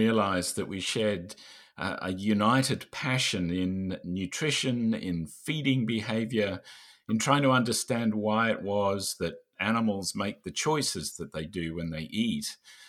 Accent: Australia; So I'm Australian, and I'm now currently living in Australia, as is David.

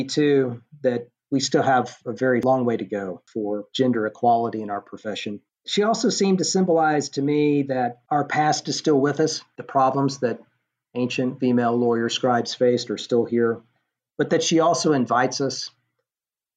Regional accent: Knoxville, Tennessee, United States; moved away; I was traveling to Knoxville, which is my hometown

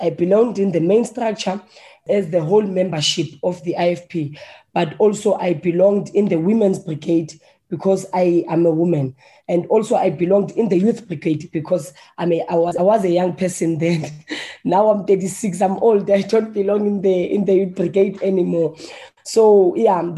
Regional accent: Johannesburg, Gauteng, South Africa; Firstly, I'm a Soweto girl. Yeah, I come from White City

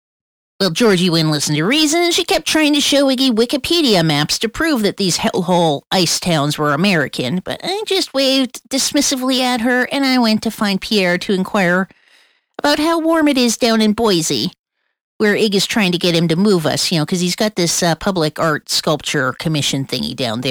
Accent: Colombia; And I'm not just saying that because I'm from Colombia.

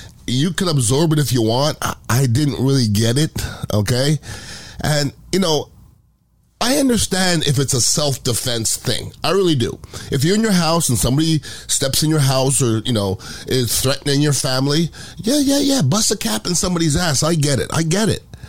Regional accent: United States; I'm American

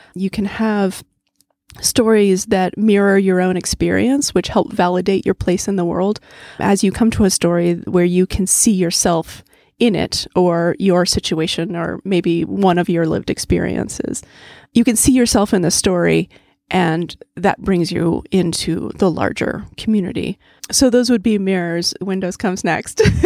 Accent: Charlottesville, Virginia, United States; Growing up in Charlottesville, I loved coming to the Central Library

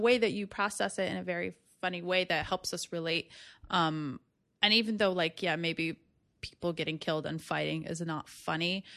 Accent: West Bank, Palestine; now in New York City, United States; I'm from the West Bank. I don't have Israeli citizenship

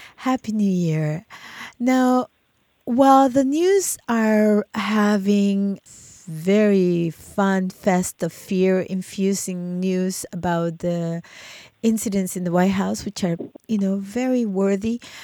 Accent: El Salvador; moved away; when I was a kid um, growing up in El Salvador under the war

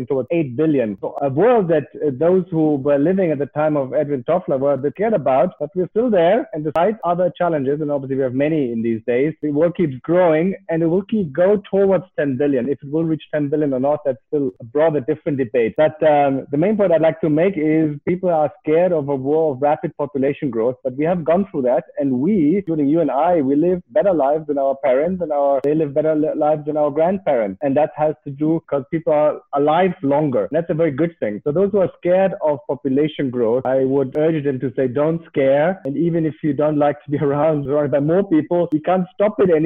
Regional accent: Germany; moved away as an adult; also born or lived in United States / Indonesia / Africa; I live in Europe. I am from Germany initially.

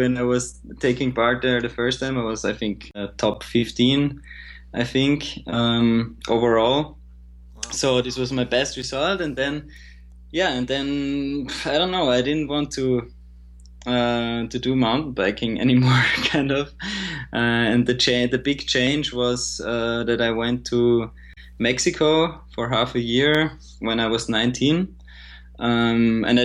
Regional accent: Graz, Styria, Austria; my hometown Graz

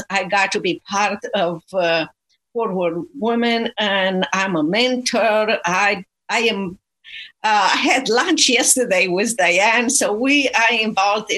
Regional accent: Romania; moved away as an adult; now in Dallas, United States; I'm originally from Romania, and I was exiled from communist Romania to United States of America

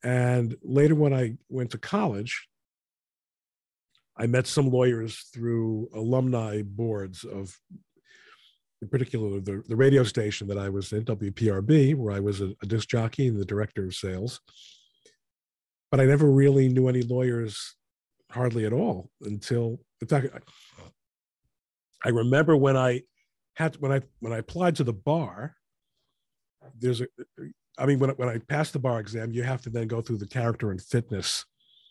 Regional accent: New York, United States; moved away; I'm originally from New York. I lived in Queens

